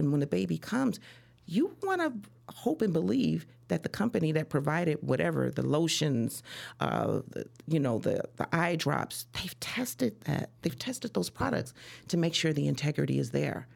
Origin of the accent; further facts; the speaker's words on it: Chicago, Illinois, United States; also born or lived in Des Moines, Iowa; I'm from Iowa, but I was actually raised in Chicago